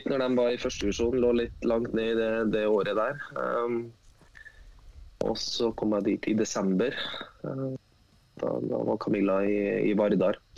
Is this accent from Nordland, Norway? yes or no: no; Trøndelag, Norway; ja, jeg, som trønder?